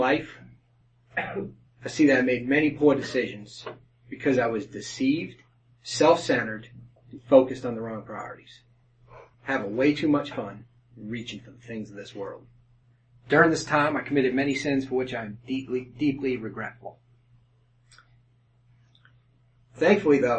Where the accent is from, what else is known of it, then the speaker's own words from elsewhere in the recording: Haverhill, Massachusetts, United States; moved away; I grew up in Haverhill, Massachusetts, which is a working class suburb